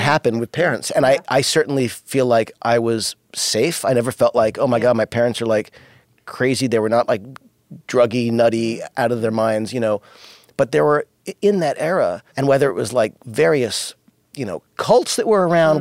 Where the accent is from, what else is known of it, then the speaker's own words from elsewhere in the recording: Los Angeles, California, United States; also born or lived in New York; when we moved to Los Angeles and I was only five, we moved from New York.